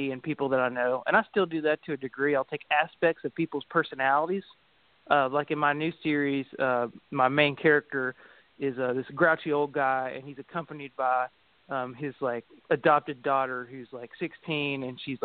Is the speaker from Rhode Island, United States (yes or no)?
no; Greensburg, Kentucky, United States; I grew up in Taylor County, Kentucky, in the Greensburg area